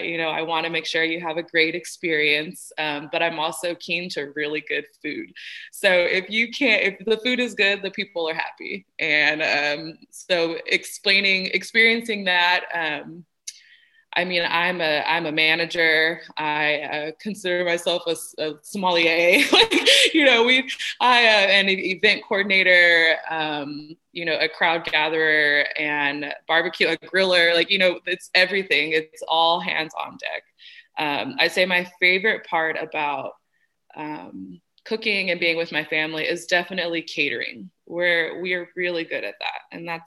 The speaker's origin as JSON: {"language": "English", "town": "Bakersfield", "region": "California", "country": "United States", "tie": "born there", "said": "I grew up a little bit of all over. I was actually born in Bakersfield, California, and that's where my grandmother is."}